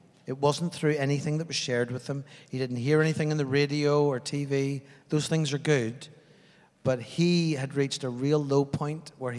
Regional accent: Northern Ireland, United Kingdom; moved away as an adult; also born or lived in Afghanistan; now in New Zealand; I mean, I grew up in Northern Ireland.

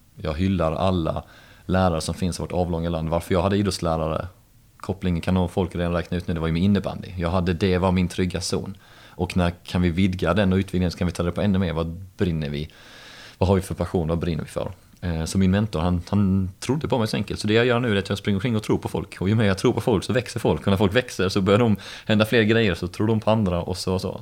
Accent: Helsingborg, Skåne, Sweden; halvbritt och uppvuxen i Helsingborg med rötter då från Liverpool

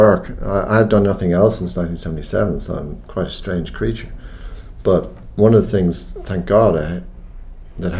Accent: Ireland; an Irish Catholic of agnostic Catholic parents

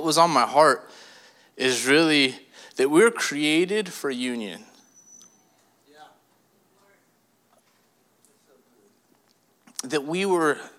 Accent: California, United States; I was born and raised in California

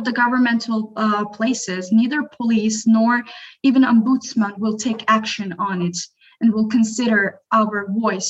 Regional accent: Azerbaijan; moved away as an adult; now in Istanbul, Turkey; I'm from Azerbaijan

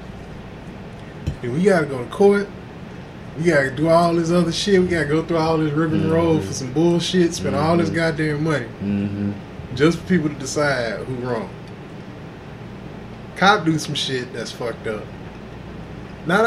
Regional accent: Houston, Texas, United States; also born or lived in Inglewood, California; Before we moved to Texas

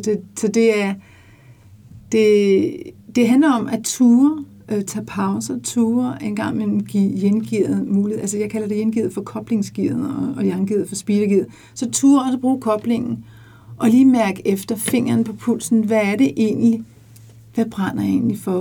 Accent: Denmark; moved away as an adult; Jeg boede mit liv i 24 år i udlandet. Jeg har været så stolt af at sige, at jeg var dansker

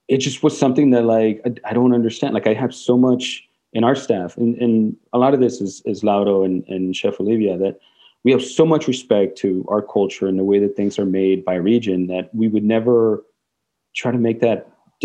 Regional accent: Mexico; first language Spanish; English is a second language; now in Portland, United States; I grew up in Mexico, and my parents are both Mexican. It's mi primera lengua

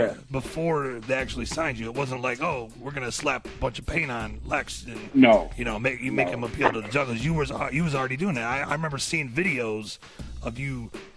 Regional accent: Michigan, United States; also born or lived in Detroit; I grew up in Michigan

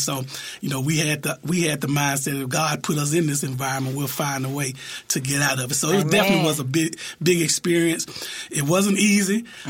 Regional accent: Memphis, Tennessee, United States; So I grew up in Orange Mound. You know, Orange Mound in my blood. I'm a little different. Orange Mound and South Memphis usually don't lock up, but I got both of them in my blood.

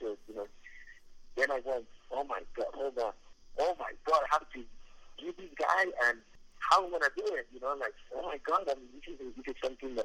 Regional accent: Mexico; where I'm from in Mexico

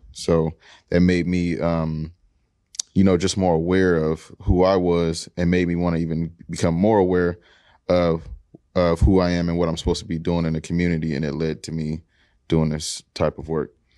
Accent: Seattle, Washington, United States; I'm from the Central District. Uh, family been here since the forties

